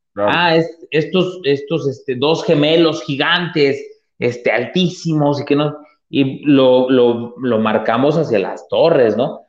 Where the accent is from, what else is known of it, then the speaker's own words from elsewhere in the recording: Atlixco, Puebla, Mexico; yo soy de Puebla, soy de un, poblado que se llama Atlisco, y este, donde yo crecí, donde yo, yo viví gran parte de mi infancia